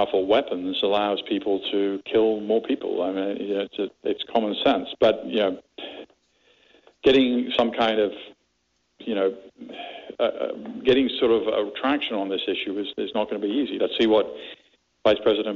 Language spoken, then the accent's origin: English; London, United Kingdom; now in United States; I grew up in London